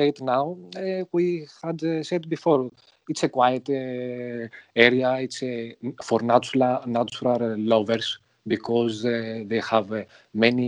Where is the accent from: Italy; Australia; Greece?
Greece; English is a second language; I am from Greece